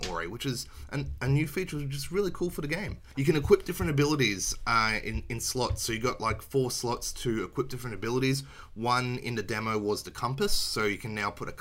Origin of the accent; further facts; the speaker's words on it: Australia; Being Australian and it being banned in my country